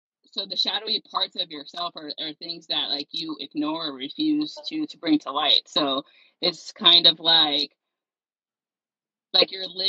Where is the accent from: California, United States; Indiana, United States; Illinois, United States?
California, United States; Stockton; I'm from Stockton, California.